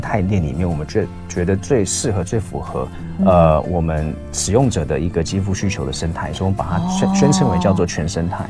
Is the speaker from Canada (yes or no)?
no; United States; accent: accent of someone who grew up in America; moved away as an adult; now in Taiwan; 我在台湾出生，嗯。那我后来是跟母亲去美国，所以我在美国，嗯。呃，生活了十五年